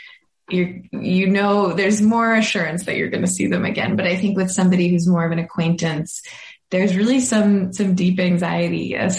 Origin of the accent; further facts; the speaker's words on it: Boston, Massachusetts, United States; moved away as an adult; now in Brooklyn, United States; I am from Boston, and I live in recently moved to Brooklyn, New York.